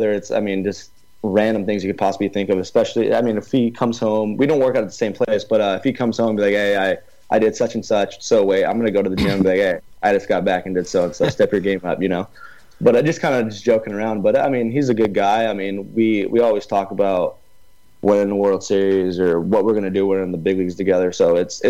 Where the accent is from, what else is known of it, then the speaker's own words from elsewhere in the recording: Murrieta, California, United States; I'm from Marietta, California. That's Southern California.